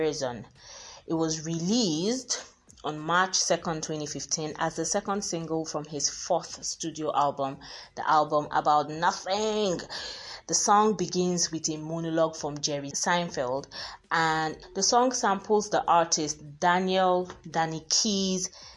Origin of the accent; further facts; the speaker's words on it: Nigeria; I'm Nigerian